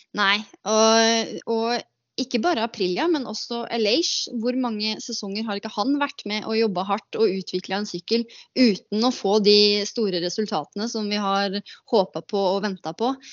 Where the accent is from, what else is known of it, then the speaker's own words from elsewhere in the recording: Norway; moved away as an adult; also born or lived in United States; hjemme i Norge